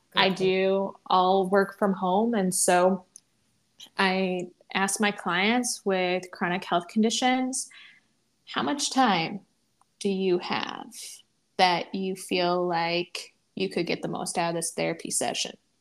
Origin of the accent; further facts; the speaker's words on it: Midwest, United States; also born or lived in the South; now in Northeast, United States; I currently live in the Northeast. I grew up in the Midwest. I lived for a bit of time in the South